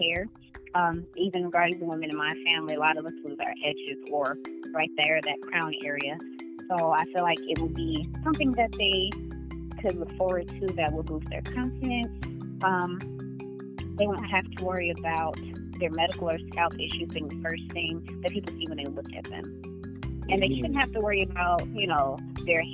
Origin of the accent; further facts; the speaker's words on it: Benton Harbor, Michigan, United States; also born or lived in Los Angeles, California; now in Grand Rapids, United States; I was born in Los Angeles, California, raised in Benton Harbor, Michigan, and my adult life has been here in Grand Rapids, Michigan